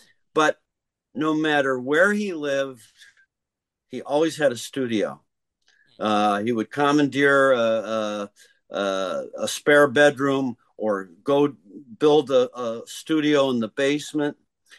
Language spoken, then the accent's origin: English; Detroit, Michigan, United States; now in New York, United States; All three of us are originally from Detroit.